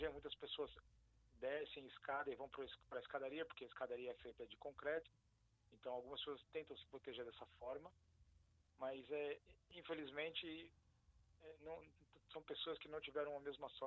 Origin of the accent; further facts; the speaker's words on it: São Paulo, Brazil; now in Ashkelon, Israel; Sou de São Paulo.